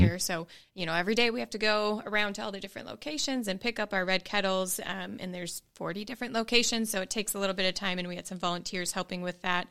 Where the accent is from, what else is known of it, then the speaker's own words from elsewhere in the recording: Green Bay, Wisconsin, United States; moved away as an adult; now in Knoxville, United States; I am from Green Bay and have only lived in Green Bay